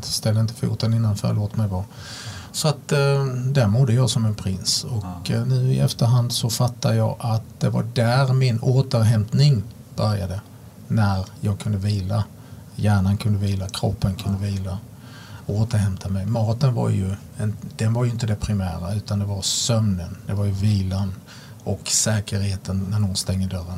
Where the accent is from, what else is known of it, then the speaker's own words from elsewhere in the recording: Sweden; jag kunde åka upp till Sverige, vara hemma en vecka